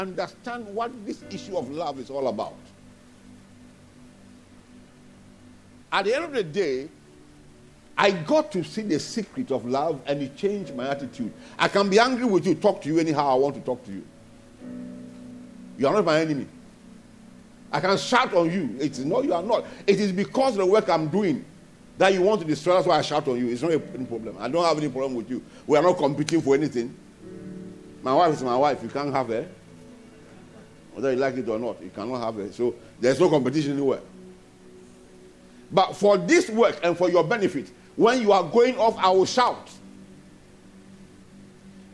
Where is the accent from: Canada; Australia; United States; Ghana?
Ghana; moved away as an adult; also born or lived in Nigeria; I'm also a Ghanaian.